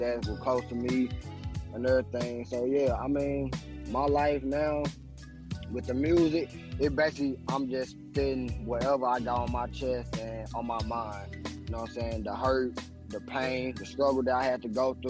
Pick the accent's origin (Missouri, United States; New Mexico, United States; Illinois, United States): Missouri, United States; St. Louis; also born or lived in California; I'm from California and St. Louis, but most of my years I've been in St. Louis